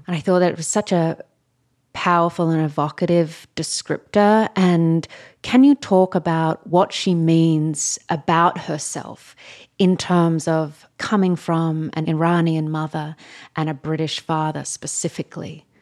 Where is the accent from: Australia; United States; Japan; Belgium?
Australia; as an Australian